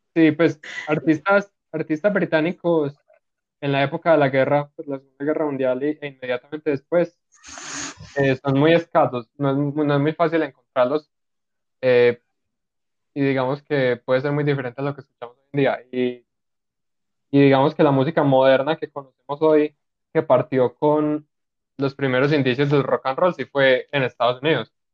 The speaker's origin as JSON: {"language": "Spanish", "country": "Colombia", "said": "uno siendo colombiano"}